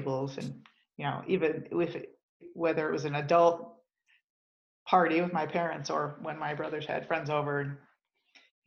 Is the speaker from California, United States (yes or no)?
no; Grosse Pointe, Michigan, United States; now in Denver, United States; I grew up in Michigan, in Southeast Michigan, just outside Detroit in Grosse Pointe